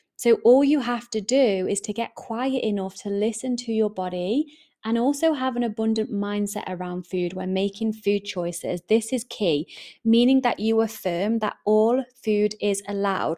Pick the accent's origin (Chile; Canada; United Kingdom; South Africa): United Kingdom; England; accent: English; I am English, my accent kinda gives that away